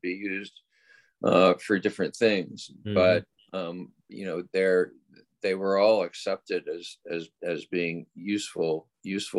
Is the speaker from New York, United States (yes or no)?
no; Oakland, California, United States; my hometown of Oakland